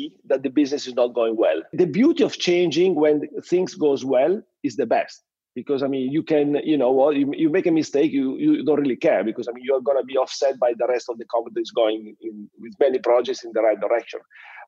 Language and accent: English; Reggio Emilia, Emilia-Romagna, Italy; English is a second language; also born or lived in Paris / London / Sydney; I grew up in the same house where I still live, in close to Reggio Emilia with my family. I mean, I was born in this same house where I stay now with my kids and my wife.